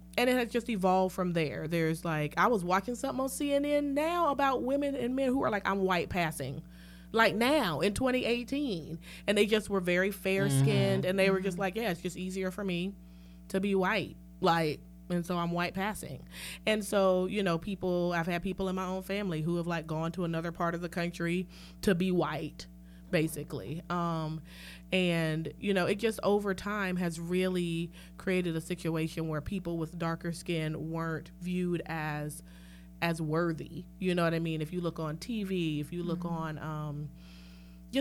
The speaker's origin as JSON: {"language": "English", "region": "the South", "country": "United States", "said": "we're all also from the South"}